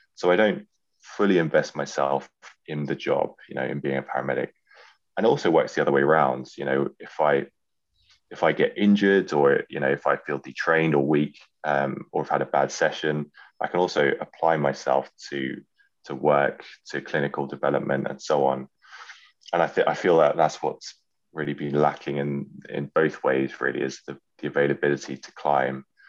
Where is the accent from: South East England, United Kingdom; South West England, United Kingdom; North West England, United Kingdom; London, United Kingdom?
London, United Kingdom; moved away; also born or lived in Yorkshire; it's my hometown.